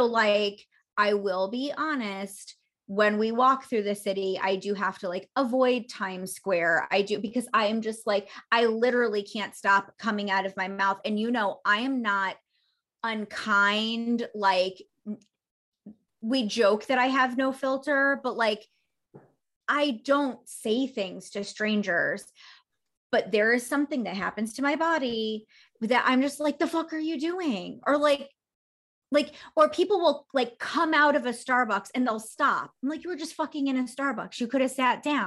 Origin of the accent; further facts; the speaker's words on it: New York, United States; being a New Yorker